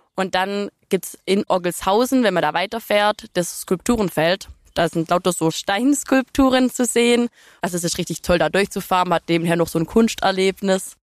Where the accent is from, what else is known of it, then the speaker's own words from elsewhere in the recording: Dürmentingen, Baden-Württemberg, Germany; meinem Heimatdorf Dürmting